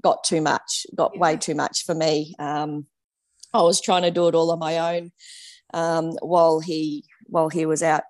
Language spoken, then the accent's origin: English; Geelong, Victoria, Australia; moved away as an adult; We're originally from Geelong